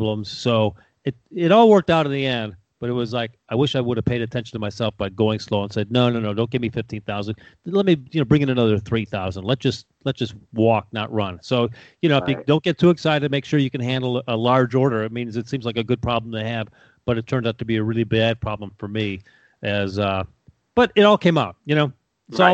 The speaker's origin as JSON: {"language": "English", "town": "Chicago", "region": "Illinois", "country": "United States", "tie": "born or raised there", "moved": "yes", "lives_now": "Tampa, United States", "said": "I was born in Chicago"}